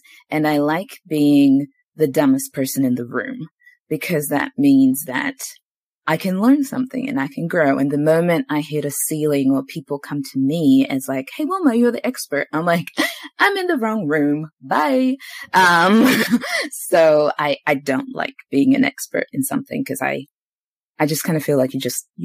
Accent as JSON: {"language": "English", "country": "New Zealand", "tie": "born or raised there", "also_born_or_lived": "Zimbabwe / Queenstown, New Zealand", "moved": "as an adult", "lives_now": "Australia", "said": "up until I was 11, I grew up in Zimbabwe. And from 11 to about 23, 24, I was in New Zealand"}